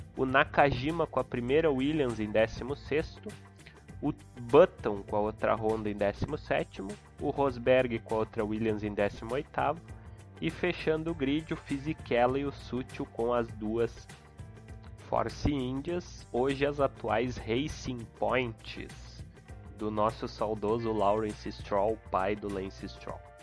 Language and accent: Portuguese; Rio Grande do Sul, Brazil; sou gaúcho, moro em Porto Alegre